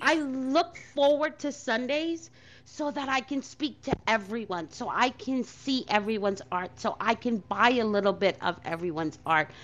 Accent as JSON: {"language": "English", "town": "New York City", "region": "New York", "country": "United States", "tie": "born or raised there", "said": "as a kid growing up in Brooklyn"}